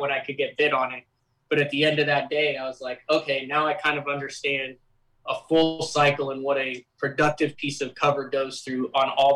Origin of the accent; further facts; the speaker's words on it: middle of Illinois, United States; moved away; also born or lived in Oklahoma; I'm from Oklahoma. I grew up in the middle of Illinois.